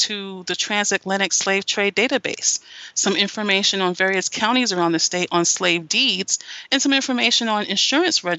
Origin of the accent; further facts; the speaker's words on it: Greensboro, North Carolina, United States; I'm from North Carolina. My family's from North Carolina, and I grew up in Greensboro.